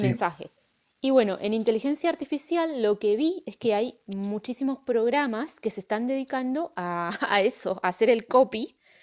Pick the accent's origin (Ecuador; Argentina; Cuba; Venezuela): Argentina; now in Pontevedra, Spain; yo soy argentina